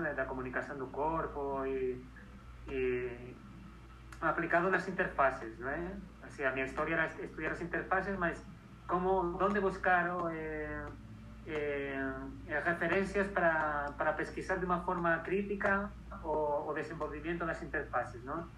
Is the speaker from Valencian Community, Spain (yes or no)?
no; Madrid, Community of Madrid, Spain; moved away as an adult; also born or lived in Segovia / Barcelona / Catalonia / Edinburgh; nací y me crié en Madrid, en España.